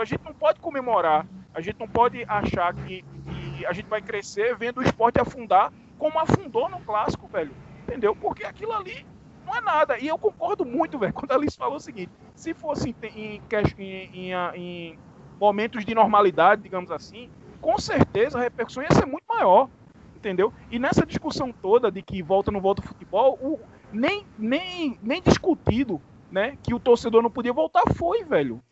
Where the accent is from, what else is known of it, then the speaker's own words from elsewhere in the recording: Vertentes, Pernambuco, Brazil; now in Recife, Brazil; eu sou do interior do estado, eu sou do interior de Pernambuco, né, de uma cidade chamada Vertentes